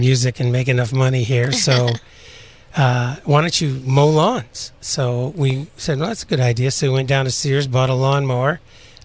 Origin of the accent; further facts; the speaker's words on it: Maine, United States; moved away as an adult; also born or lived in Boston; I'm originally from Maine, and I went to school in Boston.